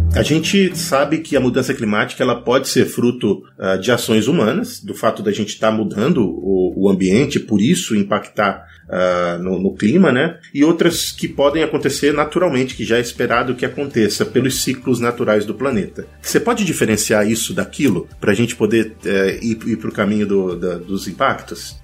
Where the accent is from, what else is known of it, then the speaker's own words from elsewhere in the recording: Pará, Brazil; moved away; Eu sou do Pará, nasci no Pará e me formei no Pará e morei lá por muitos anos